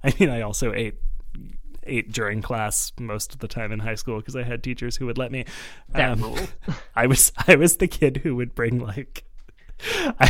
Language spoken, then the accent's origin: English; Montreal, Quebec, Canada; I grew up in Montreal, which is like a weird part of Canada that's kind of French.